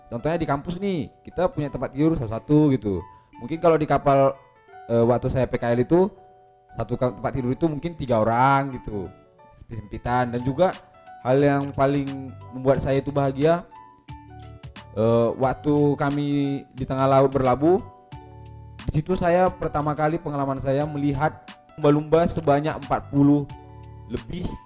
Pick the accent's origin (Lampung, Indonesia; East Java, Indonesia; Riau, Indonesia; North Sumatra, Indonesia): North Sumatra, Indonesia; Jadi waktu itu saya kebetulan masih e, mendapat kesempatan di kampung saya sendiri di Danau Toba.